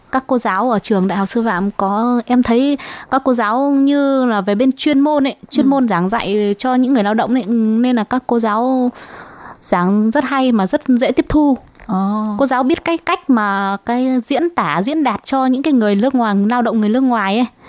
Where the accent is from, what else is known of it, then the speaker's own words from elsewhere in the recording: Hải Dương, Vietnam; moved away as an adult; also born or lived in Hưng Yên; now in Taiwan; Quê gốc của em quê Hải Dương